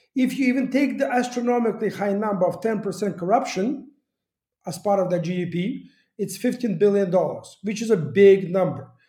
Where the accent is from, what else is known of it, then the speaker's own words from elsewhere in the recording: Kyiv, Ukraine; moved away; also born or lived in United States; I started my life here in Kiev